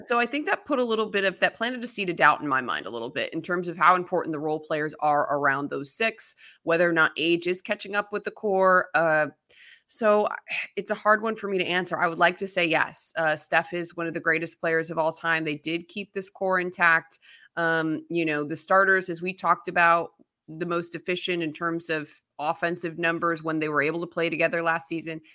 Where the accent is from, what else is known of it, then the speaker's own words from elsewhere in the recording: Chicago, Illinois, United States; I grew up in the Chicago area